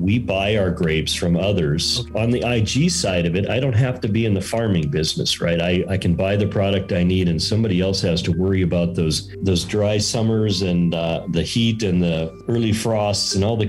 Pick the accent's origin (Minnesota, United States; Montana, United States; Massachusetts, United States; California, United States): Minnesota, United States; Minneapolis; also born or lived in Las Vegas, Nevada; now in Cedar City, United States; I grew up initially in Minneapolis, moved to Las Vegas in 1985